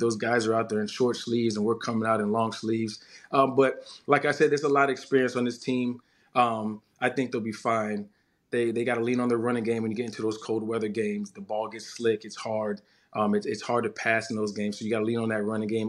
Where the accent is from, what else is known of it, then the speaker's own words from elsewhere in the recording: Florida, United States; I grew up in Florida.